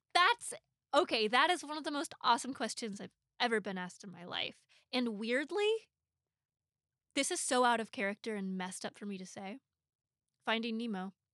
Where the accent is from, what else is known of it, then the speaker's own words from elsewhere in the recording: Portland, Oregon, United States; moved away as an adult; now in Los Angeles, United States; I'm from Portland, I, I grew up there